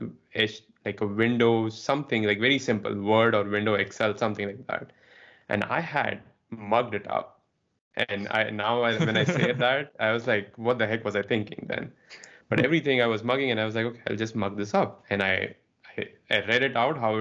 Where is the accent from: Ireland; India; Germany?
India; moved away; I grew up in India